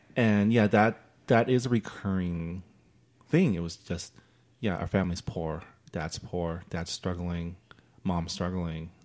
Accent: United States; being Chinese American

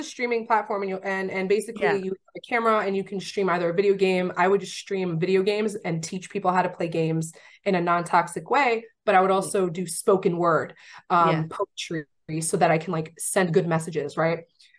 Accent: New York, United States; I'm from New York. Don't play with me.

